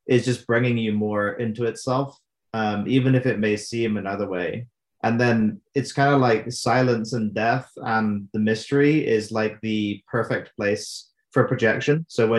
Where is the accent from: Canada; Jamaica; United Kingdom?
United Kingdom; now in Albuquerque, United States; I'm from the UK.